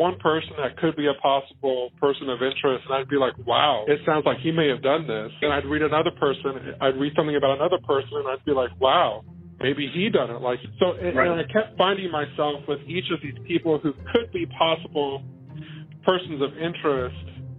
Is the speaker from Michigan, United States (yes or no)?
no; Muncie, Indiana, United States; I'm from Muncie, Indiana, born in 1989.